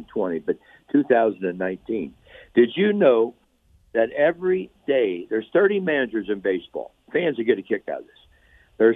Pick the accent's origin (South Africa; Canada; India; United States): United States; Cincinnati, Ohio; I'm from Cincinnati, Ohio